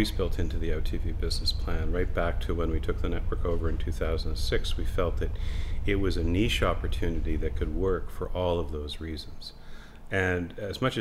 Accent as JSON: {"language": "English", "country": "Canada", "said": "I'm very thankful that I'm Canadian"}